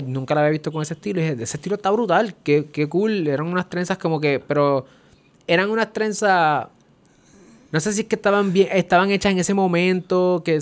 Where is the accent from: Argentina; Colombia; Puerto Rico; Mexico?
Colombia; Cali, Valle del Cauca; Yo soy de Calle.